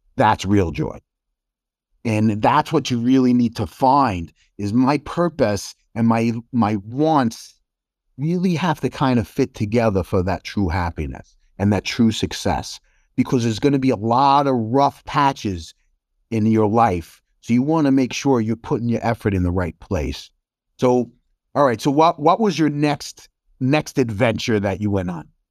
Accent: New York, United States; moved away as an adult; also born or lived in Chicago suburbs, Illinois; I'm from New York

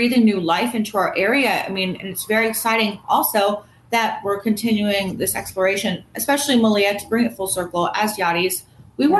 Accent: Space Coast, Florida, United States; We're all from the Space Coast. If you look at my phone number, my area code's 321

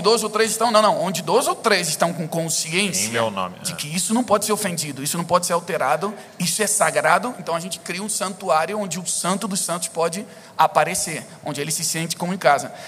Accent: Brazil; eu cresci aqui no Brasil

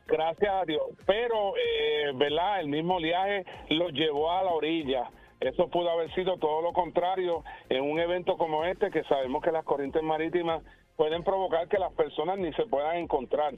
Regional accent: Puerto Rico; nosotros como puertorriqueños

